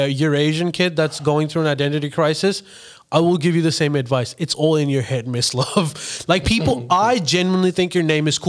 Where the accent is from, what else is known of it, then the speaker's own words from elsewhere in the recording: Pakistan; now in Sydney, Australia; I don't have an Australian accent, so that makes sense. Also, I'm not like insecure about the fact that I'm a Paki because I'm legit an immigrant.